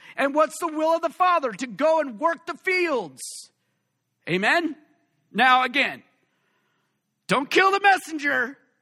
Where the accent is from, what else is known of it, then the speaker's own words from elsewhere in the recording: West Coast, United States; All of us West Coast people